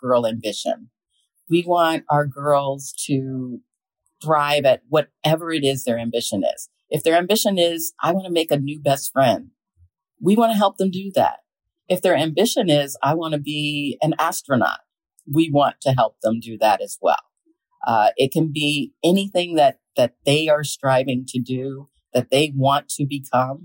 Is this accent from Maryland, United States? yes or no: yes; Montgomery County, Maryland, United States; We grew up in Maryland, in Montgomery County, Maryland